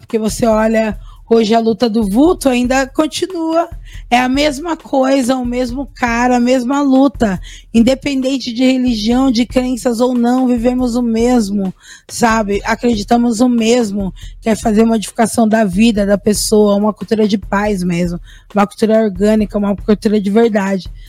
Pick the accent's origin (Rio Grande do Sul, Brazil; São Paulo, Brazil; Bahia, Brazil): São Paulo, Brazil; Cotia; moved away as an adult; also born or lived in Embu das Artes; da cidade onde eu nasci